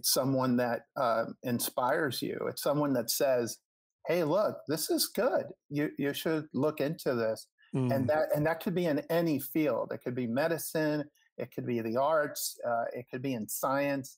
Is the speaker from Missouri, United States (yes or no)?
no; Hialeah, Florida, United States; moved away as an adult; also born or lived in Miami, Florida; now in Los Angeles, United States; I grew up in Miami